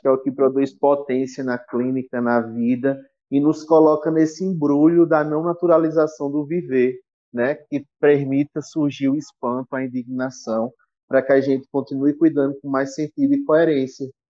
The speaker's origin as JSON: {"language": "Portuguese", "country": "Brazil", "said": "Como sertanejo que sou, né? Do interior"}